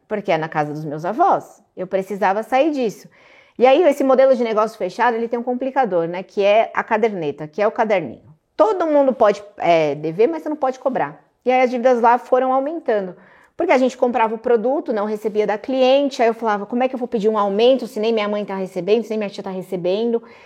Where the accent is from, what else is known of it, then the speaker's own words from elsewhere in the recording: Guarulhos, São Paulo, Brazil; moved away as an adult; now in Alphaville, Brazil; Eu sou de Guarulhos, São Paulo, aqui pertinho